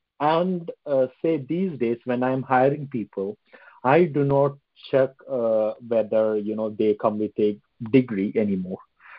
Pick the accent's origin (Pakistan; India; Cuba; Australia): India; now in London, United Kingdom; I'm based in London. Right. But apparently I'm an Indian.